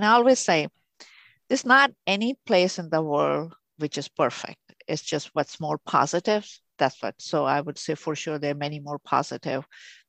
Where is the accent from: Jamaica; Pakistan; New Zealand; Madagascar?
Pakistan; moved away as an adult; now in St. Louis, United States; I'm originally from Pakistan. So where I was born, we used to have snow.